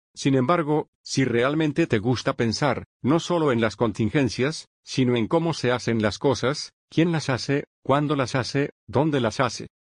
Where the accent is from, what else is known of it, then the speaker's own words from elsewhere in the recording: Bloomington, Indiana, United States; moved away as an adult; also born or lived in Santa Monica, California / Monterey, California; Me crié en el medio oeste, así que crecí en Bloomington, Indiana, que es una ciudad universitaria donde está la Universidad de Indiana